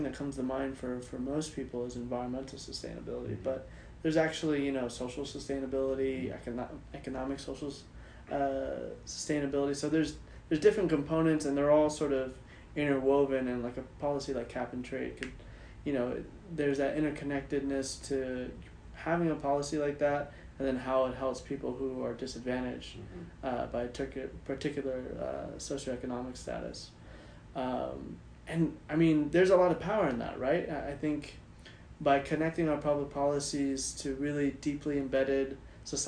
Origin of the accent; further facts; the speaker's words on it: Texas, United States; now in California, United States; living here in California, I'm originally from Texas